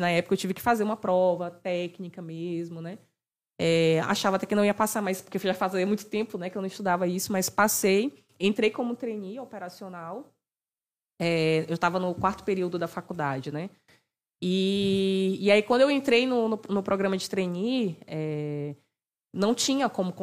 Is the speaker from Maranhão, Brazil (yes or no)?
yes; Maranhão, Brazil; Maranhão é saliente